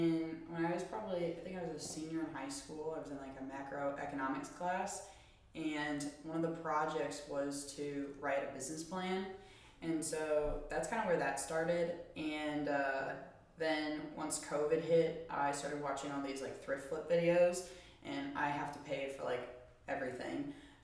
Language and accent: English; St. Louis, Missouri, United States; I'm from the St. Louis area and currently a student at Mizzou.